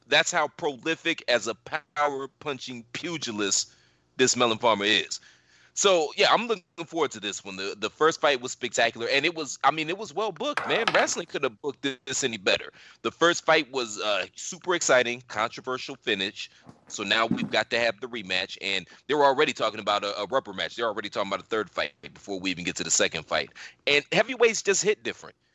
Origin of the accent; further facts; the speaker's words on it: United States; how Americans are. You know, we're arrogant